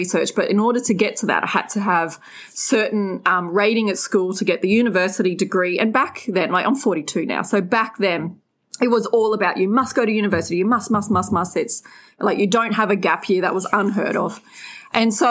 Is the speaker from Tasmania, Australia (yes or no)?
no; Redcliffe, Queensland, Australia; I grew up in Brisbane, a beautiful place called Redcliffe, sleepy little town back then